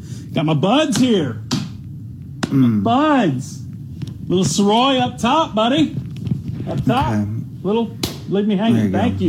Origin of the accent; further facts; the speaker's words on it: Gulfport, Mississippi, United States; moved away; Gulfport, Mississippi, representing.